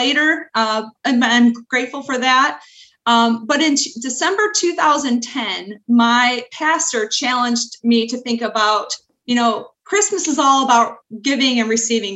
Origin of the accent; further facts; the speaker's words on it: Milan, Michigan, United States; I grew up near Ann Arbor, Michigan, in a small town named Milan